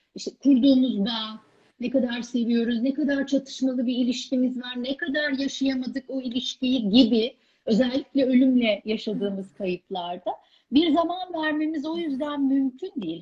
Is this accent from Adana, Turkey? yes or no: no; Ankara, Turkey; Ankara'da, e, büyüdüğüm evi